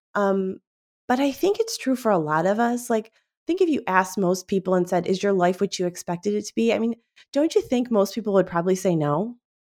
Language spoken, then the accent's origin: English; Cleveland, Ohio, United States; we grew up in Cleveland, Ohio, like, yes, Cleveland, Ohio